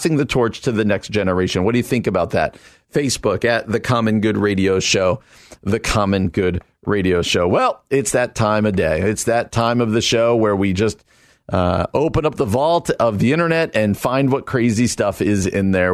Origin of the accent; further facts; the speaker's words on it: New Jersey, United States; moved away as an adult; also born or lived in Illinois; I come out from New Jersey